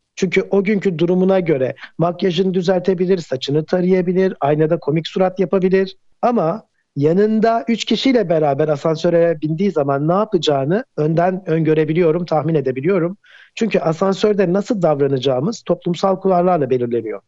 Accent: Ankara, Turkey; moved away as an adult; now in Istanbul, Turkey; Ben Ankara'da doğdum.

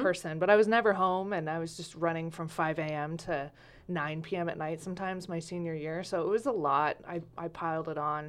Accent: Medford, Oregon, United States; also born or lived in Lompoc, California / Talent, Oregon; I grew up Southwest Medford, like a mile from here

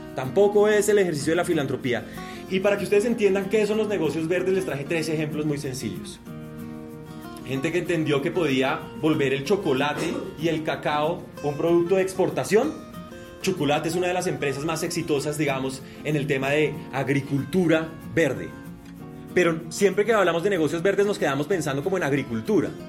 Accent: Bogotá, Colombia; also born or lived in Barranquilla; Yo nací en Barranquilla, pero crecí en Bogotá.

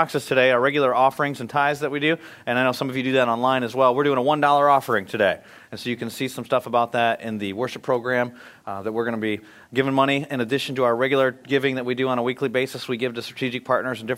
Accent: Michigan, United States; I grew up in Michigan

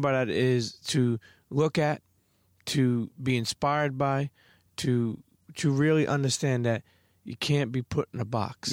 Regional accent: New York City, New York, United States; the way we grew up in Brooklyn

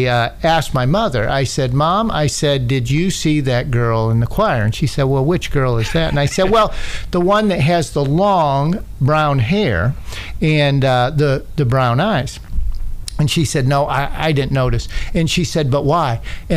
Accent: St. Petersburg, Florida, United States; moved away as an adult; also born or lived in Pinellas Park, Florida; now in Tennessee, United States; when my mom and dad moved us from one part of Florida to St. Petersburg, Florida, it was me and my five younger siblings.

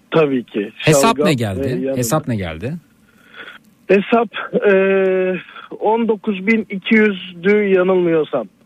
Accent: Kars, Kars Province, Turkey; now in Iğdır, Turkey; Zeki merhaba … Kars'tan çıktım Kars, aslen Karslıyım da Iğdır'da oturuyorum.

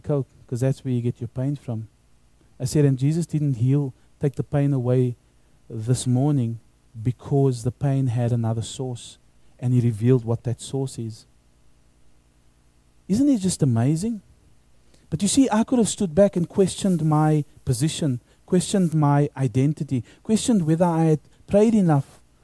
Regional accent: South Africa; now in Australia; when I grew up in South Africa, when I was at high school

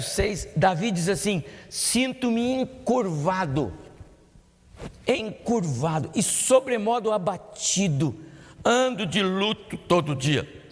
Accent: São José dos Campos, São Paulo, Brazil; eu me lembro da minha infância, lá na Vila Maria, aqui em São José dos Campos mesmo

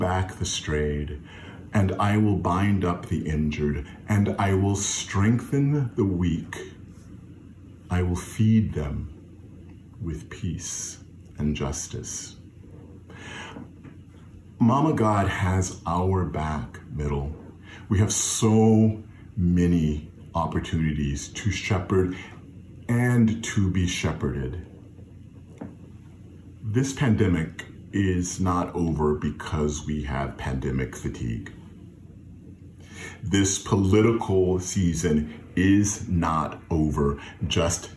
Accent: Fayetteville, North Carolina, United States; growing up in Fayetteville, North Carolina, at New Bethel AME Zion Church

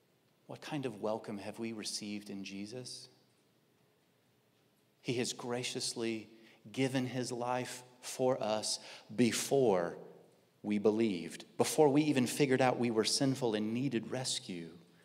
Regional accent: Midwest, United States; I am a male. I'm white. I grew up in the Midwest. I've been in California 14 years. I still am not used to palm trees.

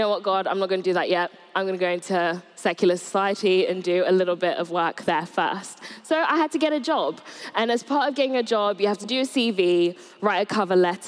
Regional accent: Surrey, South East England, United Kingdom; moved away as an adult; also born or lived in Nigeria / Bournemouth; I grew up in Surrey from about the age of 8. I moved here with my mum from Nigeria.

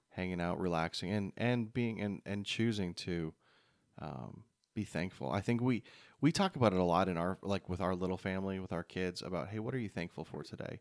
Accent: Canada; moved away; growing up in Canada

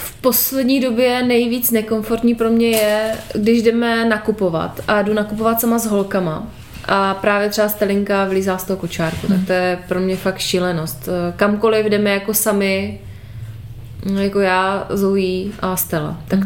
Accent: Moravia, Czechia; U nás na Moravě

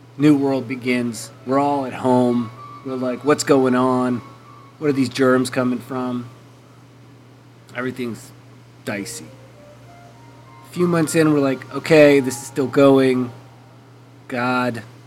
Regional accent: Canada; I am Canadian

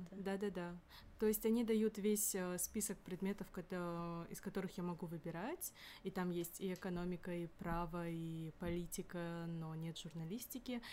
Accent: Kyrgyzstan; now in Moscow, Russia; я сама из Кыргызстана

